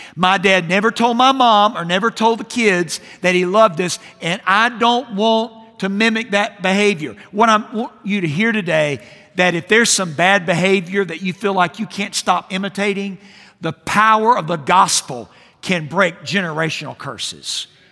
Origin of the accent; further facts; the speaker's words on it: Jacksonville, Florida, United States; I grew up in Jacksonville, Florida, and the pastor that I had as a boy